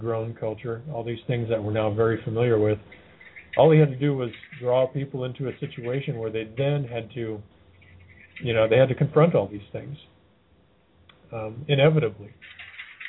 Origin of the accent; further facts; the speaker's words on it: Athens, Georgia, United States; my hometown. In fact, pretty close to where I live